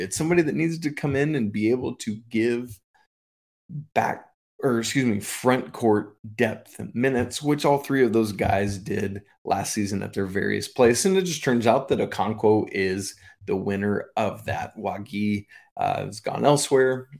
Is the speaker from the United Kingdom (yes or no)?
yes; England, United Kingdom; moved away; I was born in England